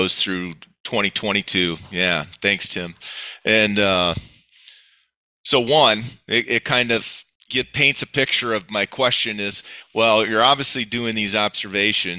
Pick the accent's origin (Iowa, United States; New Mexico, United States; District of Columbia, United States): Iowa, United States; Northeast; as I grew up in Northeast Iowa